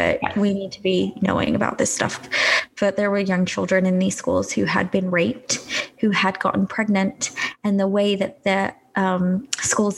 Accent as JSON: {"language": "English", "country": "United Kingdom", "said": "as a British citizen"}